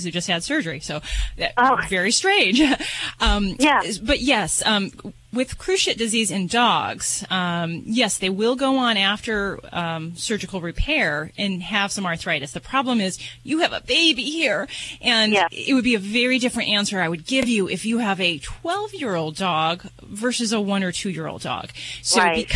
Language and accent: English; Las Vegas, Nevada, United States; I'm from Vegas